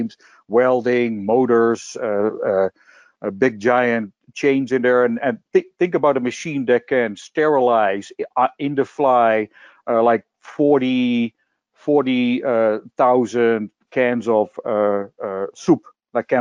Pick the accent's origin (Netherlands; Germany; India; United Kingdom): Netherlands; moved away; I was born and raised in Holland.